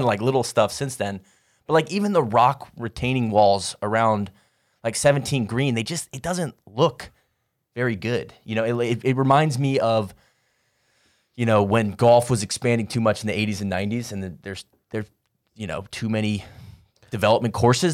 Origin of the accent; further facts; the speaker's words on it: Atlanta, Georgia, United States; I'm from Atlanta.